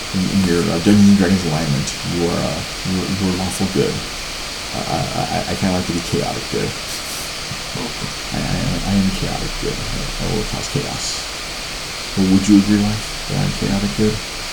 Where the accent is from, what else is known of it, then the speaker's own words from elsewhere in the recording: Chicago, Illinois, United States; I'm from Chicago.